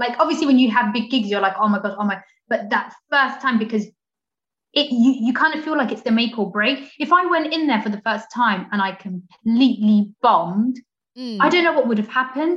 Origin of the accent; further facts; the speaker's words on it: Portsmouth, South East England, United Kingdom; I was the only black African girl in my school growing up in Portsmouth